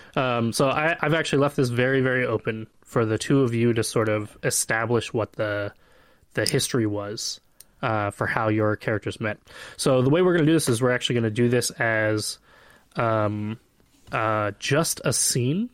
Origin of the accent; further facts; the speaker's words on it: Flagstaff, Arizona, United States; I grew up in Flagstaff, Arizona, and, and it snows every year